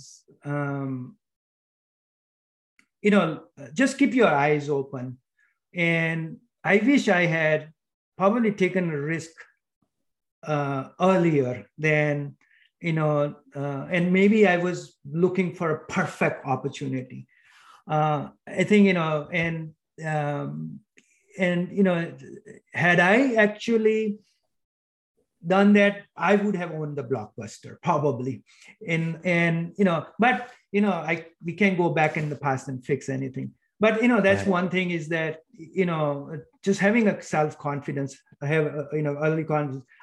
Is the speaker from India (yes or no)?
yes; India; moved away; I grew up in India